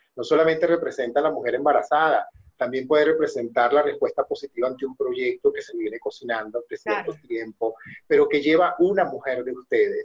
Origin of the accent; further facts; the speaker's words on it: Venezuela; moved away; todos nosotros que somos venezolanos